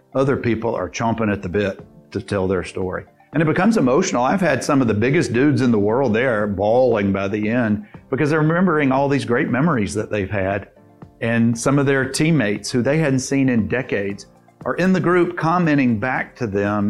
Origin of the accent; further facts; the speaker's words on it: Dothan, Alabama, United States; now in Birmingham, United States; my hometown in, in Dothan, 50, 60,000 people, is very saturated with lawyers